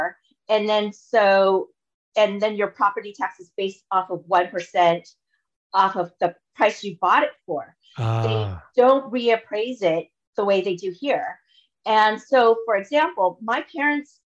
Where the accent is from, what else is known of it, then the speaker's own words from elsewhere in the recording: Orange County, California, United States; moved away as an adult; also born or lived in Los Angeles; now in Toronto, Canada; I'm originally from Orange County. So an hour south of Los Angeles